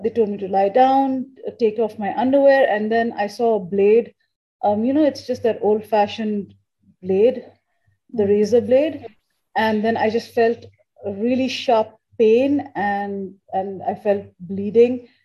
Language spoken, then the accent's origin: English; India; So, um, and I, I am originally Indian. Okay. So my family took me back to India. We used to go to India for summer vacations.